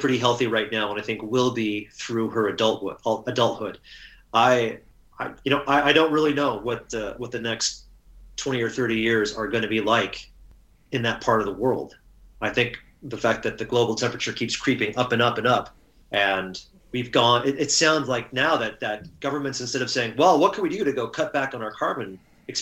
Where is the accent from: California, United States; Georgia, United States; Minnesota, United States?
California, United States; Southern; moved away as an adult; now in Seattle, United States; I was born and raised and educated in Southern California, and really kind of stayed in the same 20, 30 mile radius for most of my life.